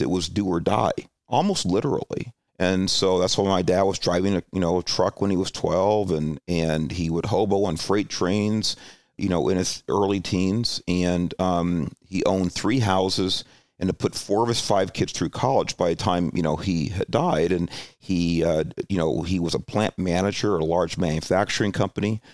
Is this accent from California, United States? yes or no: yes; Alhambra, California, United States; also born or lived in Los Angeles (Watts) / Hollywood / San Jose; that's where I grew up, you know, most of my formative years in Alhambra